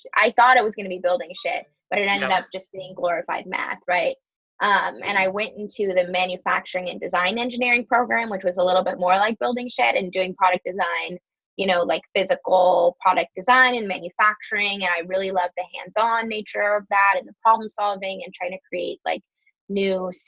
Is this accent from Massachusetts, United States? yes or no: no; Minneapolis, Minnesota, United States; moved away as an adult; also born or lived in Evanston; now in Chicago, United States; I'm actually from Minneapolis originally, just outside Minneapolis in Minnesota